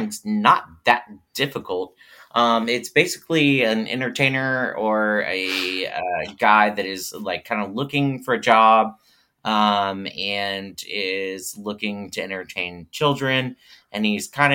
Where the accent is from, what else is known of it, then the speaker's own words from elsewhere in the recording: the South, United States; we're from the South, so we don't have basements.